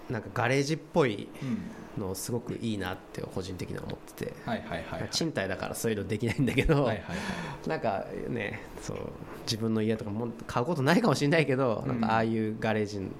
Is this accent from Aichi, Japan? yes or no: yes; Aichi, Japan; そうかあの自分あの愛知県出身なんであの牧田が愛